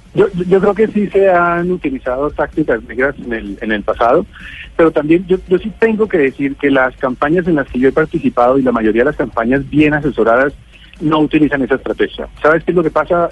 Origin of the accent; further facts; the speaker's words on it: Bogotá, Colombia; yo soy de Bogotá